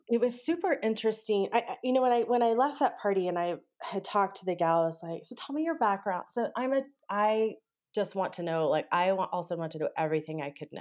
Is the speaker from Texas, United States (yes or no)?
yes; Texas, United States; I grew up in Texas